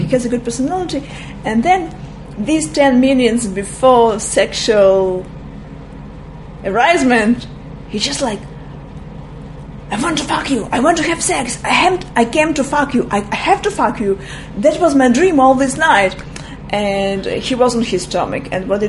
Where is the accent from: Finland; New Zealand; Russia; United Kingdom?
Russia; English is a second language; You see, as I'm from Russia, and I was born in a time that once we were talking about sexual preferences